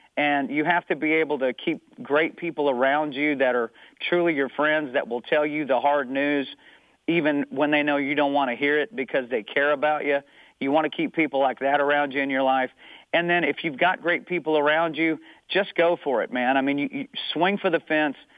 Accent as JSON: {"language": "English", "town": "Amarillo", "region": "Texas", "country": "United States", "tie": "born or raised there", "also_born_or_lived": "Tennessee", "moved": "yes", "said": "I grew up in Amarillo, Texas, which is up in the panhandle of Texas"}